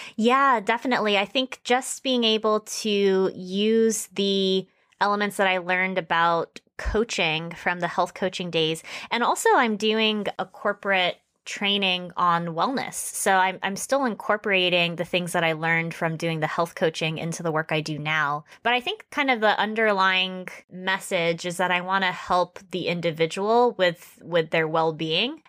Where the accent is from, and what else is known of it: West Palm Beach, Florida, United States; born or raised there; moved away as an adult; now in Japan